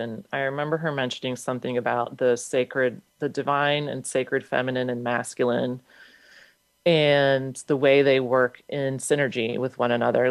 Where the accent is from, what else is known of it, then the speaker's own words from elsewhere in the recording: United States; a Ukrainian born in the States.